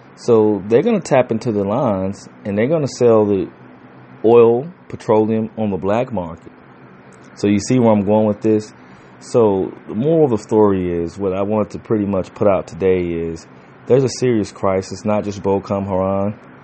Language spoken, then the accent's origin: English; United States; good thing about being an American